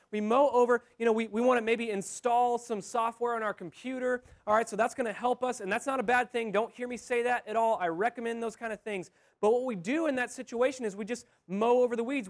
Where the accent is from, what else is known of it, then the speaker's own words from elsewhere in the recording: Texas, United States; I'm from Texas